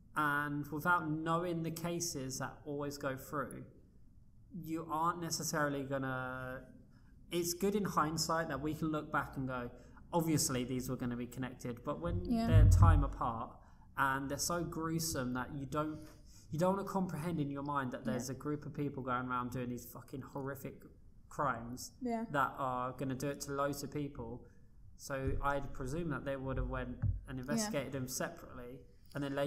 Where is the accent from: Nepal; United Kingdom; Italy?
United Kingdom; as a British person